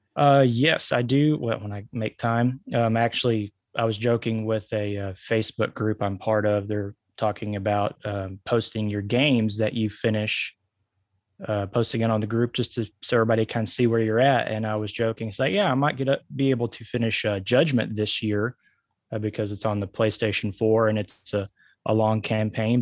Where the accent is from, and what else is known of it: Arkansas, United States; born or raised there